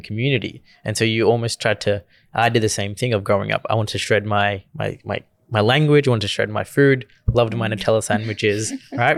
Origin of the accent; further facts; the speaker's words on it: Gujarat, India; accent: Indian; now in Australia; growing up in India